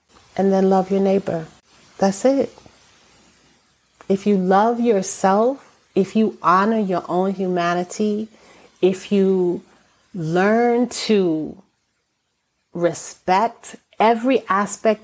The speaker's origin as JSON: {"language": "English", "country": "United States", "tie": "born or raised there", "said": "I am American born of Caribbean descent"}